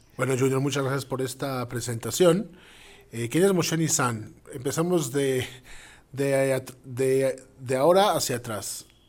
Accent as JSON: {"language": "Spanish", "region": "Mexico City", "country": "Mexico", "tie": "born or raised there", "also_born_or_lived": "Israel / Montevideo, Uruguay", "moved": "yes", "lives_now": "Costa Rica", "said": "a pesar de haber nacido en la Ciudad de México, emigramos a Israel, donde, bueno, estuvimos los últimos 10 años"}